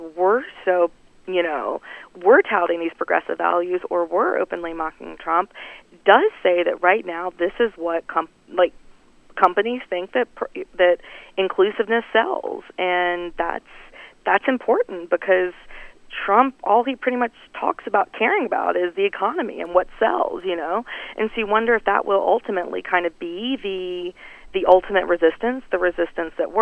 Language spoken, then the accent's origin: English; North Carolina, United States; now in Washington, D.C., United States; I'm from North Carolina and still, you know, have a lot of connections